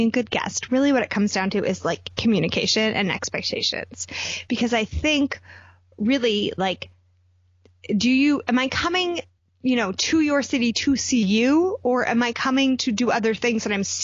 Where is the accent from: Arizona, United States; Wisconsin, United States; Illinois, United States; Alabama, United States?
Arizona, United States; Phoenix; I live in my hometown. My parents are the ones who moved away